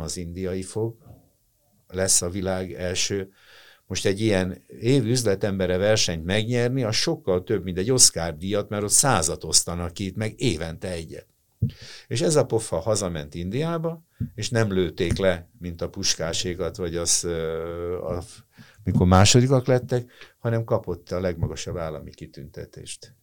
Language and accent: Hungarian; Hungary; én magyar vagyok. Na ha nem teljesen, tehát én szerb vér meg lengyel vér van bennem